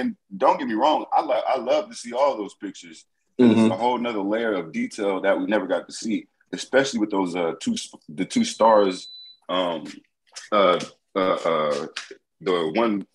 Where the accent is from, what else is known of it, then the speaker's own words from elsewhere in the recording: the South, United States; I grew up in the South